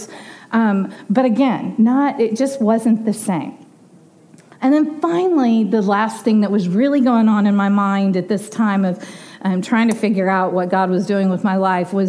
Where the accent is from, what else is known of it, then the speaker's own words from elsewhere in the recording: Dallas, Texas, United States; the street that we grew up on Desco in Dallas